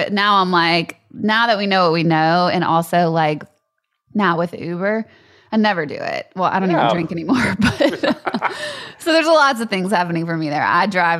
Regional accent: Louisiana, United States; moved away; I'm from Louisiana

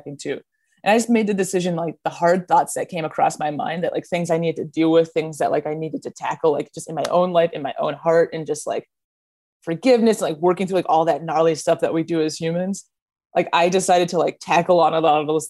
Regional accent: Minneapolis, Minnesota, United States; I grew up in Minnesota.

